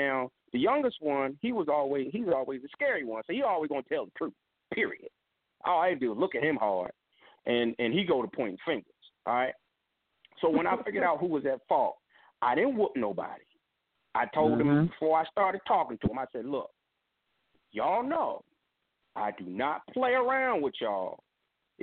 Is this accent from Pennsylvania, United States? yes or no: yes; Philadelphia, Pennsylvania, United States; when I was growing up in Philly